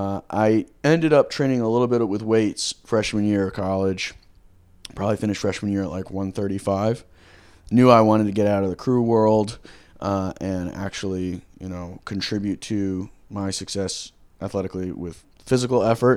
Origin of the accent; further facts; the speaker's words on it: Georgia, United States; now in San Diego, United States; No, I'm from Georgia.